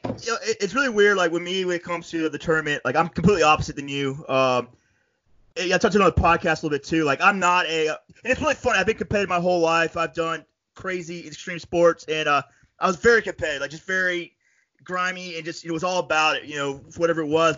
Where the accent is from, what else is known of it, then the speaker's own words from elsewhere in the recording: Florida, United States; also born or lived in upstate New York; now in New York, United States; I'm from Florida originally